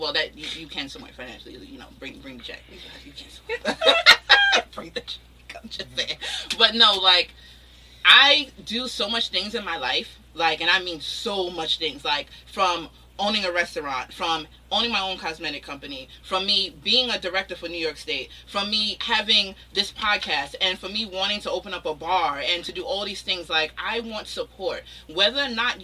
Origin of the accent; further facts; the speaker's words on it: Jamaica; I'm Jamaican